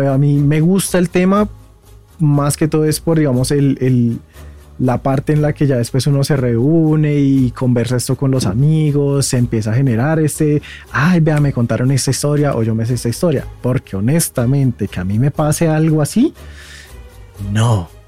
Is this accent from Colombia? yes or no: yes; Zipaquirá, Cundinamarca, Colombia; somos de Zipaquirá.